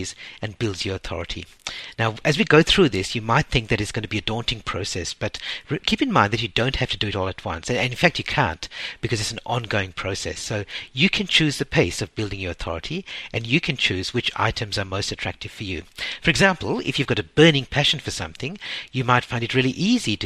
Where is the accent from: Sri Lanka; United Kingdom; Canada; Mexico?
Sri Lanka; I was born in Sri Lanka, and growing up, we always spoke English in our household, but there's an occasional smattering of Sinhalese words